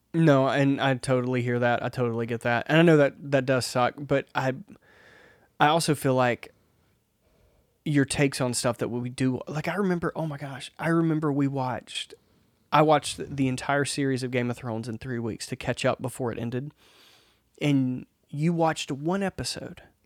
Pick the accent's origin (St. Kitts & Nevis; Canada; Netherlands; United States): United States; Mississippi; I grew up in Mississippi where there's not even that much concrete